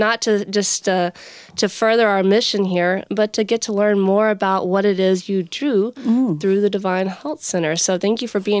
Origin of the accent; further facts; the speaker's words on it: Devil's River between Sonora and Del Rio, Texas, United States; I grew up on the Devil's River between Sonora and Del Rio, Texas.